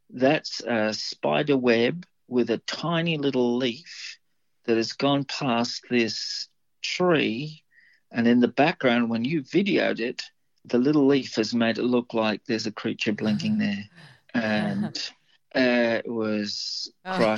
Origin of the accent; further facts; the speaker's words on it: Livingstone, Southern Province, Zambia; now in Australia; I was brought up in Africa, so I was born in Zambia.